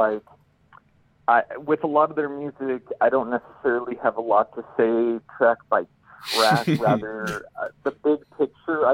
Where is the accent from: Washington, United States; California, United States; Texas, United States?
California, United States; growing up in California